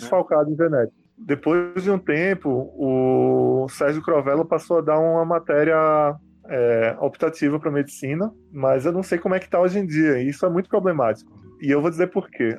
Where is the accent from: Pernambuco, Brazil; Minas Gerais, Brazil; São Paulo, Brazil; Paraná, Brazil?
Pernambuco, Brazil; Recife; eu não sou apenas recifense, mas eu cresci, nasci e cresci na, no bairro da Boa Vista